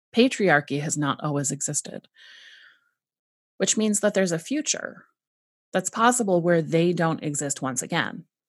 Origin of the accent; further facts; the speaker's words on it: San Diego, California, United States; I was raised in San Diego, California, in the United States